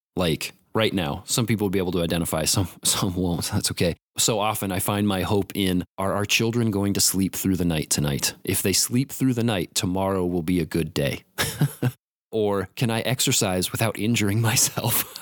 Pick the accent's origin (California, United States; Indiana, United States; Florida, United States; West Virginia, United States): Indiana, United States; Warsaw; moved away as an adult; now in Mankato, United States; I'm from Warsaw, Indiana, originally